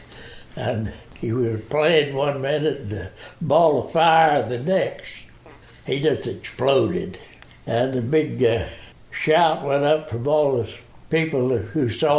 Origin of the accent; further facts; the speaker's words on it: the South, United States; I was from the South.